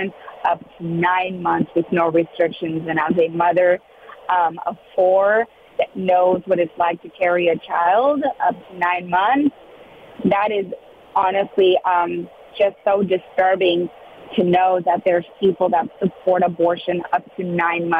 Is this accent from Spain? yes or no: no; Mexico; now in South Texas, United States; I was born in Mexico, raised with those values